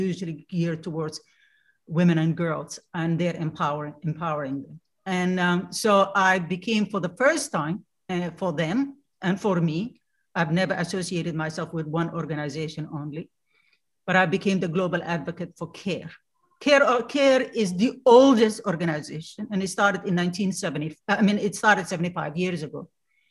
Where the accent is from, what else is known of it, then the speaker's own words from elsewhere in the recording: Somalia; English is a second language; moved away as an adult; now in United States; I'm a Somali